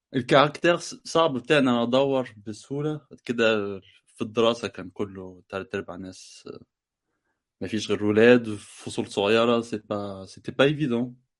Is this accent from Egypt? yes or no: yes; Egypt; now in France; انا بفهم مغرب مغربي بس انا مصري